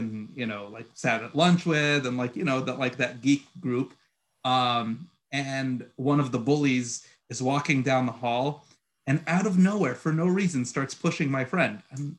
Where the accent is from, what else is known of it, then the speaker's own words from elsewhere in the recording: Egypt; born there; also born or lived in Puerto Rico / Queens / Long Island; like I was born in Egypt and I lived in Puerto Rico and like I lived in Queens and then I moved to Long Island